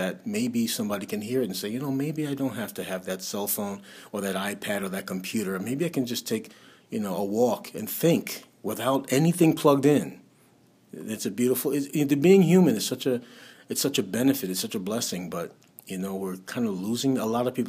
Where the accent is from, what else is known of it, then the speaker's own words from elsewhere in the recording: New York City, New York, United States; I was raised in Brooklyn